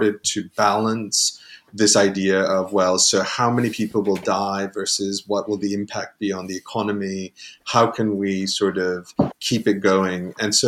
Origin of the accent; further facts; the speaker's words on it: United States; speaking as an American